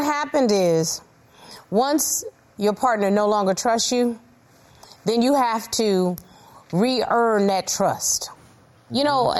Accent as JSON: {"language": "English", "region": "North Carolina", "country": "United States", "said": "I'm from North Carolina, so it would be that red clay dirt"}